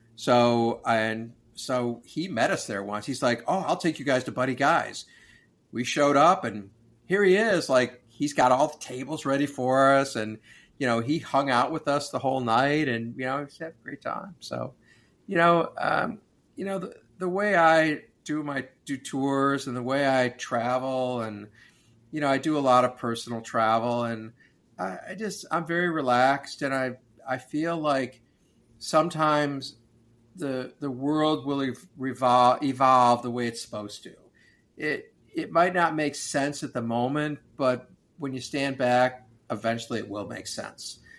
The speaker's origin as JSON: {"language": "English", "town": "Oak Park", "region": "Illinois", "country": "United States", "tie": "born or raised there", "also_born_or_lived": "Chicago, Illinois", "said": "we grew up in Oak Park"}